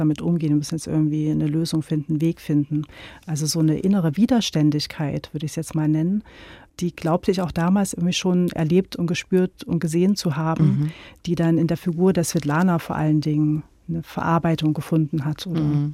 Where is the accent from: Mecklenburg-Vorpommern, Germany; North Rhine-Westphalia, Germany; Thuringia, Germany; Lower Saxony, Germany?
Thuringia, Germany; Gera; now in Leipzig, Germany; ich bin ja in Gera aufgewachsen